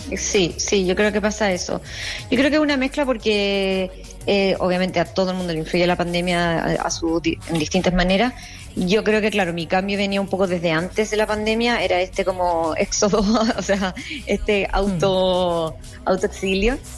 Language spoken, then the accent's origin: Spanish; Chile; moved away as an adult; now in New York, United States; como chilena